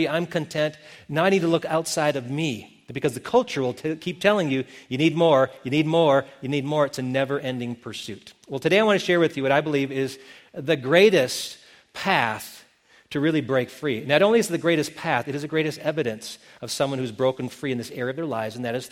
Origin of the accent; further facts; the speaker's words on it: Milton, Wisconsin, United States; moved away; my hometown of Milton, Wisconsin